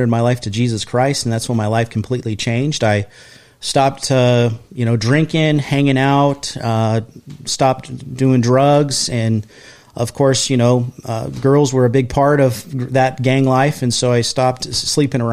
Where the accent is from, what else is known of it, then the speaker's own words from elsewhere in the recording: San Diego, California, United States; I grew up in an area called East San Diego, or known as City Heights.